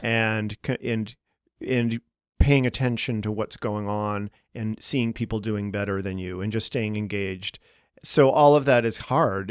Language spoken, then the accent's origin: English; Boston, Massachusetts, United States; now in Chicago, United States; we're both from Boston